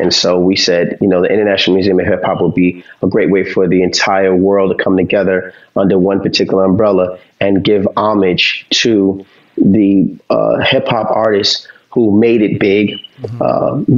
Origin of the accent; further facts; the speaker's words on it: New York City, New York, United States; We're from Harlem